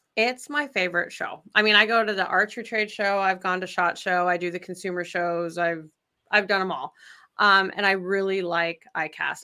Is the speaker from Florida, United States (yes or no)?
no; Idaho, United States; moved away as an adult; now in Wisconsin, United States; I'm originally from Idaho